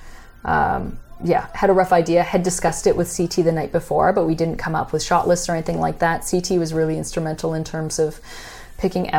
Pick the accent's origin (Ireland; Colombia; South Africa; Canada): Canada; as a Canadian